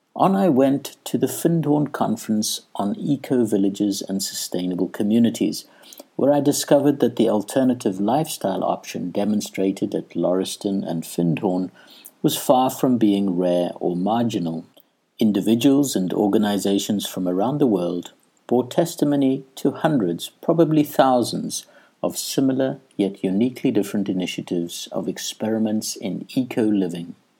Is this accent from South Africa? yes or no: yes; South Africa; moved away as an adult; also born or lived in Edinburgh, Scotland; I had left South Africa for Edinburgh, Scotland